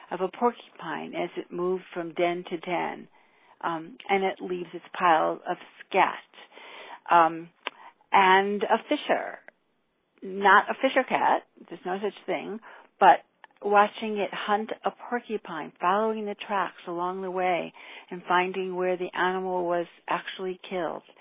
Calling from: Waterbury, Vermont, United States; I'm calling from Waterbury on, let's see, Monday, a little after 1 o'clock.

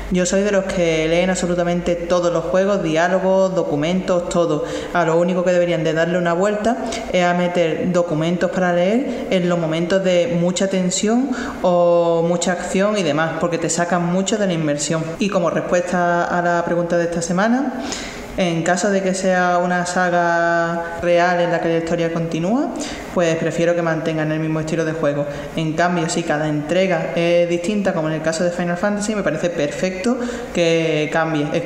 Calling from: Málaga, Andalusia, Spain; Buenas chicos … de Málaga.

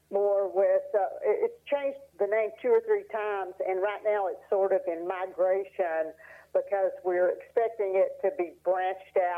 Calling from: Asheville, North Carolina, United States; Asheville, North Carolina.

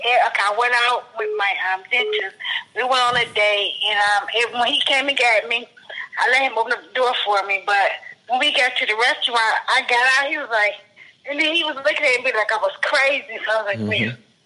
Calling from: Detroit, Michigan, United States; From Detroit, Michigan.

